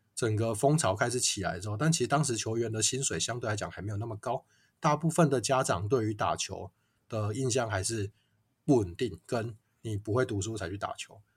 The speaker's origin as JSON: {"language": "Chinese", "town": "Kaohsiung", "country": "Taiwan", "tie": "born or raised there", "also_born_or_lived": "China / Tainan", "said": "那我是高雄人，所以想说，诶，有家乡的球队，当然就回来拼一下"}